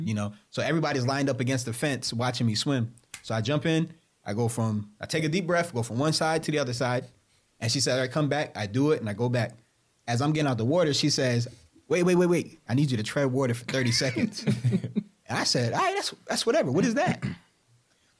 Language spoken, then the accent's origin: English; New York, United States; We're from New York.